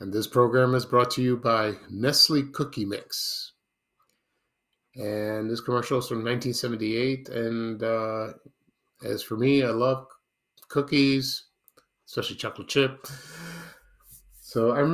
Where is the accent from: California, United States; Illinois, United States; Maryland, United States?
Illinois, United States; Chicago; I used to watch this these animated shorts when I was growing up in Chicago in the 1970s